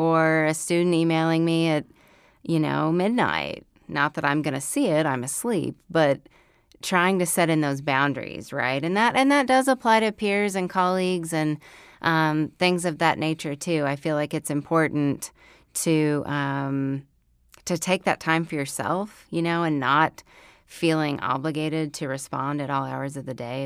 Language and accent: English; Oklahoma, United States; moved away as an adult; now in Fayetteville, United States; growing up in Oklahoma. So then life brought me here to Fayetteville, Arkansas.